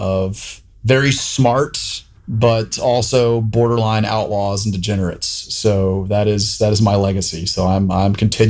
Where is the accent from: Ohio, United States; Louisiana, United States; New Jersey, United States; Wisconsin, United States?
Louisiana, United States; Louisiana is the answer, but I lived on the Louisiana-Texas border. So I've always been economically and emotionally connected to the state of Texas, even if my zip code was a Louisiana zip code, so to speak.